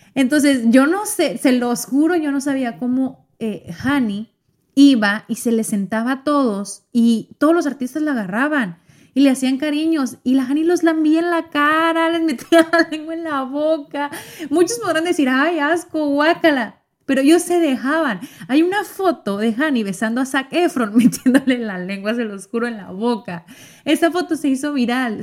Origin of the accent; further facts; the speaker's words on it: Mexico; yo soy mexicana